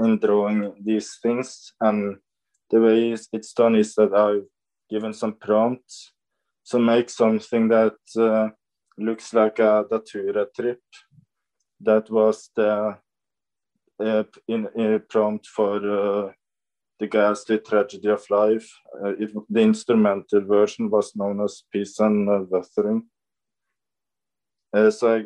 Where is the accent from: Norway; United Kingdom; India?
Norway; I'm from Norway